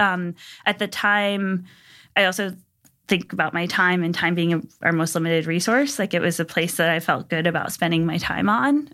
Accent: Pomfret, Connecticut, United States; I grew up in New England in a small town in Connecticut called Pomfret

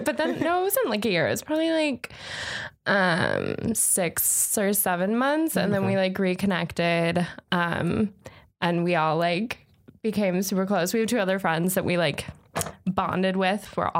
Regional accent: Las Vegas, Nevada, United States; moved away; I'm from Las Vegas.

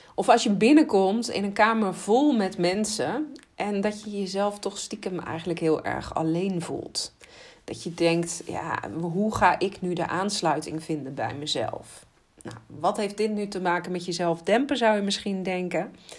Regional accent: Netherlands; als Nederlanders

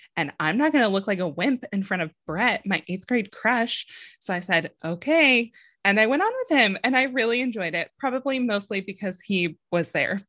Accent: San Diego, California, United States; I'm from Southern California. I grew up in San Diego.

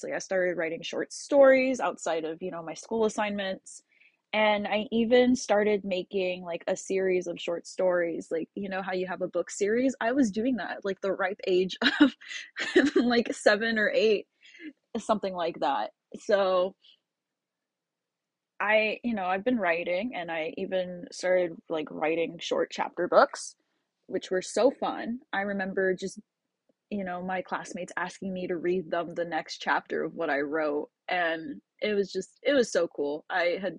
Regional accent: Tampa, Florida, United States; I grew up in Carrollwood

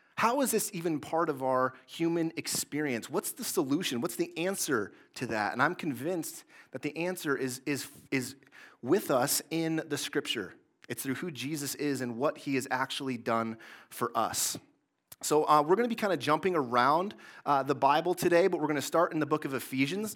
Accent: Mason, Michigan, United States; I grew up in Mason, Michigan, in the Greater Lansing area

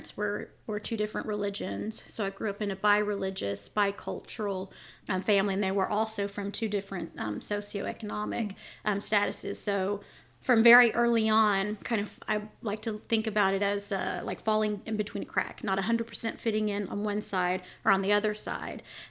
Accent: Arkansas, United States; also born or lived in Israel; I am from Arkansas. I've spent most of my life here.

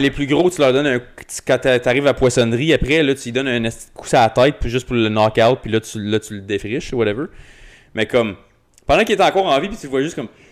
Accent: Rockland, Ontario, Canada; j'ai grandi à Rockland

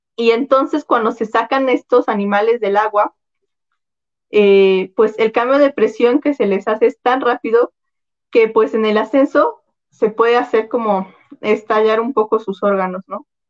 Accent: central Mexico, Mexico; somos mexicanos, ah, nosotros casi no consumimos peces, ¿no? Nosotros casi no consumimos, o por lo menos aquí en el centro del país

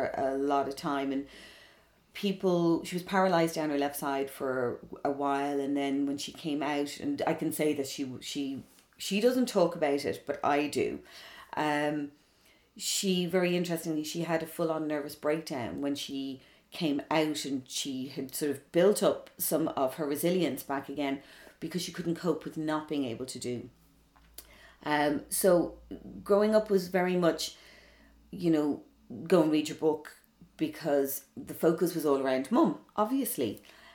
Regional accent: Dublin, Leinster, Ireland; also born or lived in London; growing up in Dublin back then

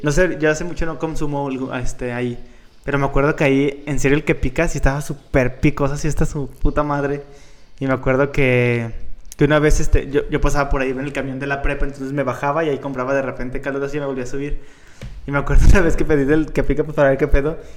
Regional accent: León, Guanajuato, Mexico; soy de León

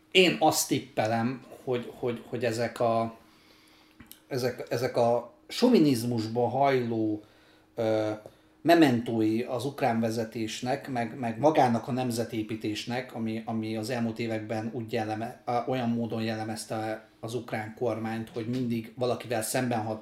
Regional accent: Ukraine; moved away; László meg én ugye Ukrajnában születtünk, én jóval több időt töltöttem ott, mint Laci

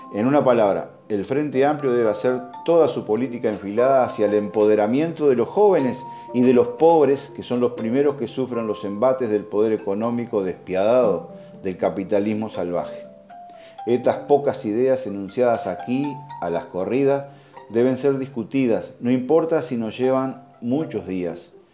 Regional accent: Uruguay; also born or lived in Soriano; Como cualquier uruguayo sensible

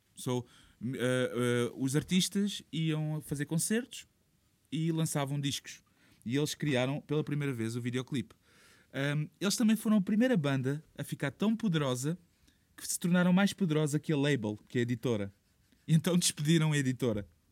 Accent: Portugal

